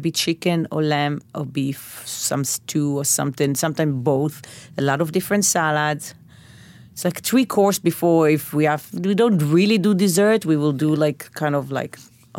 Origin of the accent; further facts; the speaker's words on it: Bnei Brak, Central District, Israel; So, yes, but my neighborhood when I grew up was very mixed. Not a lot of religious people, actually.